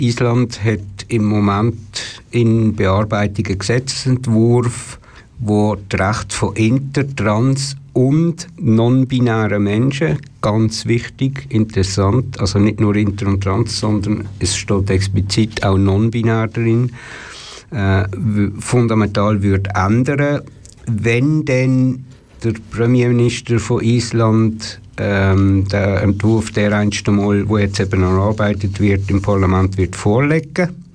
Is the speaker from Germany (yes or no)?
no; Switzerland; als Schweizer